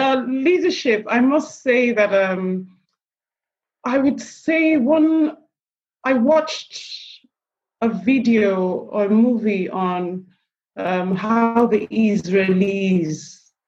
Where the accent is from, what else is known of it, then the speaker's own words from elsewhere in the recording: Nigeria; also born or lived in England; I'm Nigerian by birth. I run a business in Nigeria